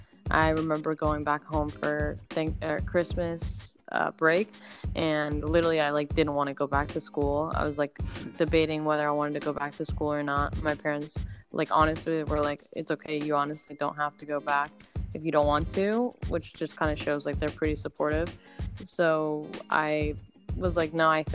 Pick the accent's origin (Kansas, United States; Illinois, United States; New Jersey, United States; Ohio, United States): New Jersey, United States; Galloway; moved away as an adult; also born or lived in San Luis Obispo, California; now in Los Angeles, United States; I grew up in New Jersey in a town called Galloway is where I spent majority of my childhood